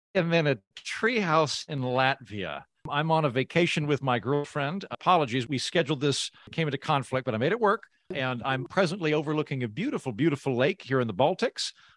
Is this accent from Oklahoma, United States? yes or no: yes; Oklahoma, United States; moved away; I'm from Oklahoma, so I'm from the middle of the country, but I tend to live in very blue, creative, cosmopolitan cities